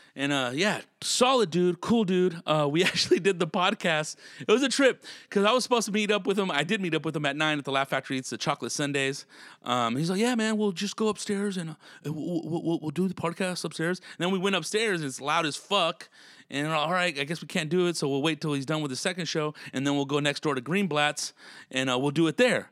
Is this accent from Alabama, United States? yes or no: no; Tulare, California, United States; I'm from Tulare, California.